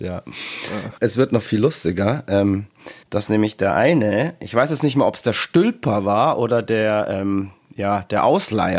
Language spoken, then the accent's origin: German; Bavaria, Germany; Bei uns in Bayern